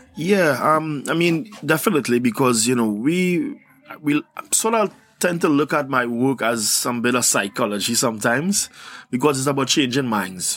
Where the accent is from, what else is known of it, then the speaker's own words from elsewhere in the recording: Trinidad & Tobago; I'm from Trinidad and Tobago.